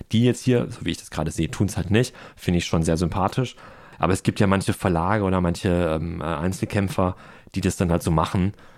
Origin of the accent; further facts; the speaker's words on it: Ruhr area, North Rhine-Westphalia, Germany; moved away; Ich komme aus dem Ruhrport und bin dann mit großen Flaschen groß geworden